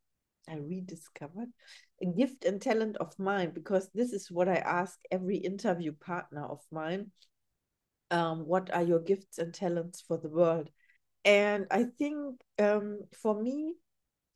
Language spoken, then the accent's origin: English; Germany; English is a second language; now in Los Angeles, United States